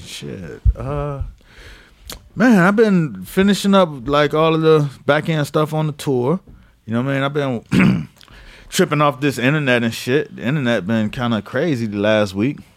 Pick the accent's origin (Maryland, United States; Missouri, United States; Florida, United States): Florida, United States; Miami; I'm from Miami